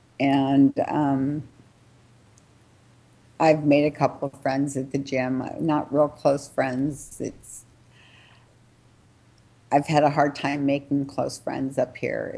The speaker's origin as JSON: {"language": "English", "town": "Los Angeles", "region": "California", "country": "United States", "tie": "born or raised there", "also_born_or_lived": "Redondo Beach, California", "moved": "as an adult", "lives_now": "Winton, California, United States", "said": "I grew up in Venice Beach and then moved to Redondo Beach, and I've been within a mile of the beach my whole life"}